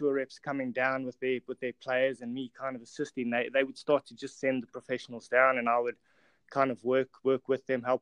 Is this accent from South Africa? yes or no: yes; South Africa; moved away as an adult; also born or lived in England; I'm obviously South African, come from South Africa, and studied in South Africa. Anyway, arrived in England